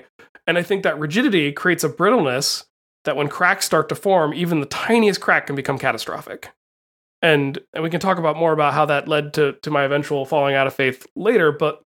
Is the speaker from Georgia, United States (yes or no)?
no; Charleston, West Virginia, United States; But like the school I went to and the area, the neighborhood I grew up in Charleston was fairly diverse.